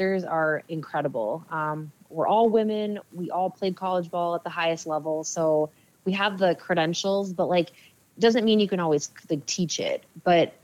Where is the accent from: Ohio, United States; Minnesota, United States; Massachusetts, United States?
Minnesota, United States; Eagan; settled in a place in Eagan, which was my hometown